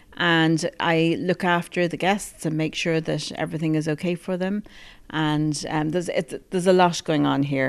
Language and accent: English; Ballymaloe House, East Cork, Munster, Ireland; I was born and bred in Ballymaloe House, so I've always been here.